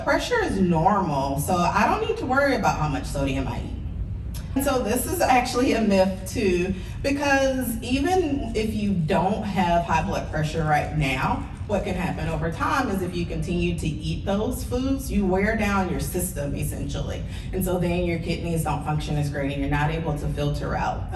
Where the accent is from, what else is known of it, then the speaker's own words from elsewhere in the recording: the South, United States; I'm from the South